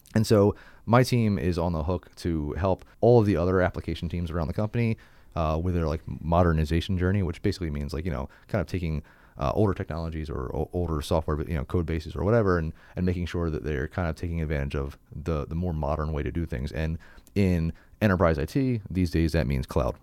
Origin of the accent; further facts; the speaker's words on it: New Jersey, United States; also born or lived in England; I grew up in South Jersey